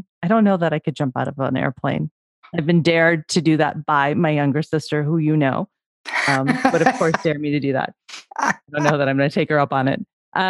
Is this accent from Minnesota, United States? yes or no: no; Chicago, Illinois, United States; I'm from Chicago